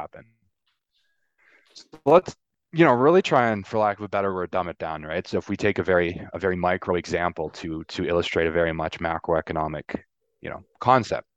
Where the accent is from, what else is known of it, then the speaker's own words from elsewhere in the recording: Canada; I'm Canadian